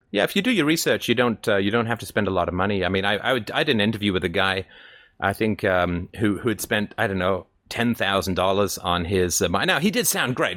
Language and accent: English; England, United Kingdom; now in Canada; I grew up in England